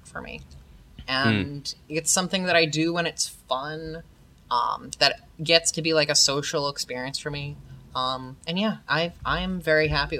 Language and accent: English; New York, United States; I'm totally from New York.